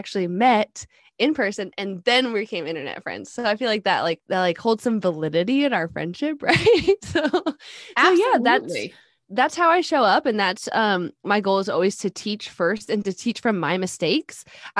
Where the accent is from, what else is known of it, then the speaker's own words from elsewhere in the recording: Alaska, United States; now in Texas, United States; But I'm originally from Alaska. We've been in Texas about 10 years.